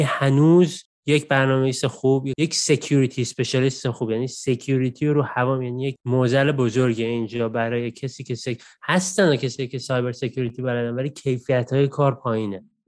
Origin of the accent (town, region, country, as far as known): Iran; moved away as an adult; now in Australia